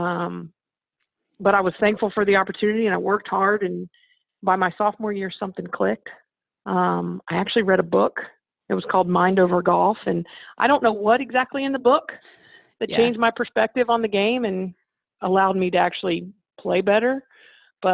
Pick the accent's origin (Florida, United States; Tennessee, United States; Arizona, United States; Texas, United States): Florida, United States; Ocala; growing up in Ocala, Florida